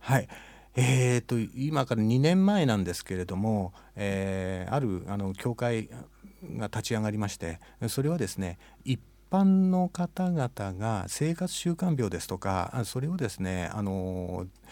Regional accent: Matsumoto, Nagano, Japan; moved away as an adult; now in Nishitokyo, Japan; 私は長野の松本市です実家は松本城のすぐ裏です

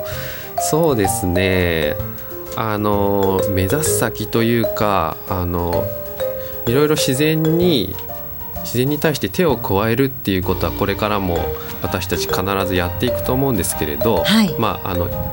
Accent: Sagamihara, Kanagawa, Japan; also born or lived in Chiba; now in Nishitokyo, Japan; 神奈川の相模原で出身なんです

